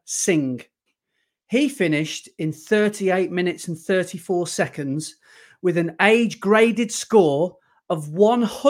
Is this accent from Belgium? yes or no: no; Nottingham, East Midlands, United Kingdom; I'm from Nottingham